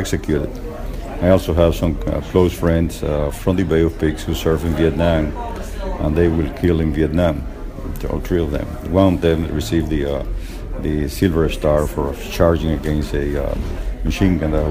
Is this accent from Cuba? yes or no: yes; Cuba; also born or lived in Miami; now in United States; I come from Cuba originally